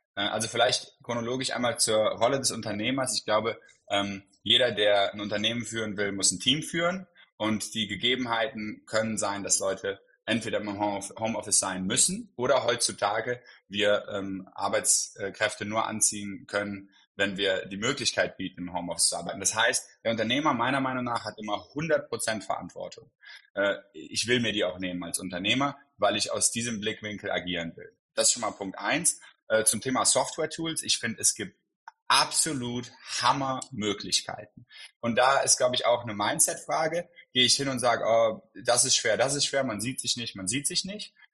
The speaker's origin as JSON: {"language": "German", "town": "Cologne", "region": "North Rhine-Westphalia", "country": "Germany", "said": "ich komme aus Köln"}